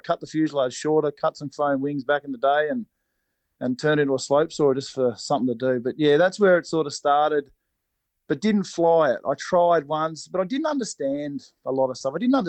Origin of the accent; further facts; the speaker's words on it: Cobram, Victoria, Australia; I grew up in Cobram, up on the Murray.